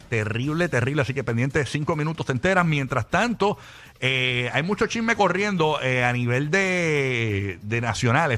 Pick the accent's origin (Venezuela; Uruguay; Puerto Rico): Puerto Rico; Nosotros, como boricuas